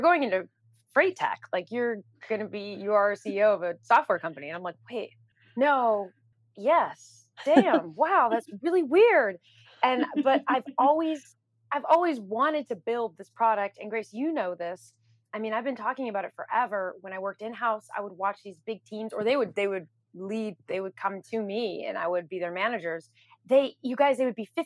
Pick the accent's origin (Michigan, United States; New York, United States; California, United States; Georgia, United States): New York, United States; New York City; I'm a New Yorker